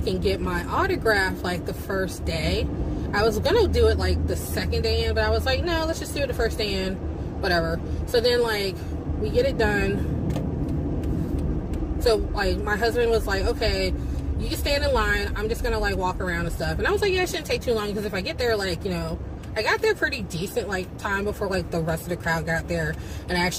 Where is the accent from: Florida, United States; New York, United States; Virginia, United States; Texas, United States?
Virginia, United States; accent: country accent; I kind of have an accent because I'm from Virginia, and some people pick up on it, other people don't, but in certain situations like the country accent comes out